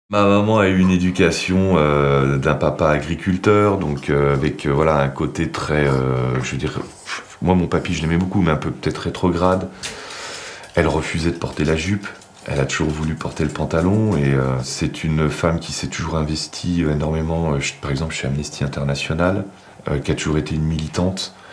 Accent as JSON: {"language": "French", "town": "Saint-Julien-de-Civry", "region": "Bourgogne-Franche-Comté", "country": "France", "tie": "born or raised there", "said": "Je viens du Charolais-Brionnais. Euh, Saint-Julien-de-Civry, exactement. Voilà, mes parents ont acheté cette maison euh, dans le village quand j'étais tout petit, et j'ai grandi là-bas. Et c'est un village très rural avec une empreinte euh, agricole très forte."}